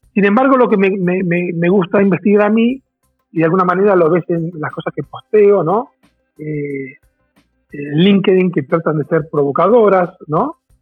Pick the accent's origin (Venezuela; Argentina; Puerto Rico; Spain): Argentina; moved away as an adult; also born or lived in Brazil; now in Mexico; Yo soy argentino, hace 17 años que en México.